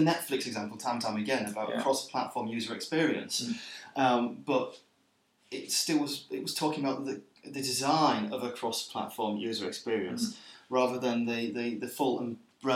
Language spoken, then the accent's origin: English; England, United Kingdom; now in Sweden; an English person working in Sweden